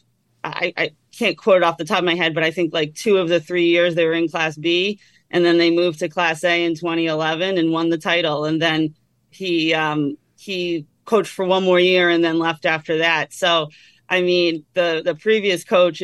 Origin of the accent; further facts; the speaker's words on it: Methuen, Massachusetts, United States; I grew up in Methuen, Mass, right in the middle of all these prep schools